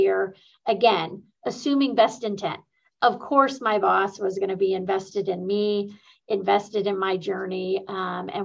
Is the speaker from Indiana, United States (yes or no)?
yes; Muncie, Indiana, United States; I grew up in Muncie, where Ball State University is located